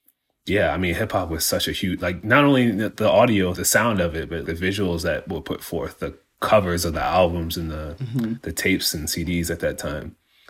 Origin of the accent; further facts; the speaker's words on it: Mount Vernon, New York, United States; I'm 41 years old and I'm from Mount Vernon, New York.